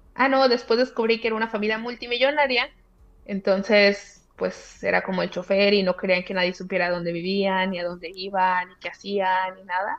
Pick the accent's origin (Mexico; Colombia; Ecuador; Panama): Mexico; Zamora, Michoacán; moved away as an adult; also born or lived in Monterrey, Mexico; now in Cairo, Egypt; soy de Zamora, Michoacán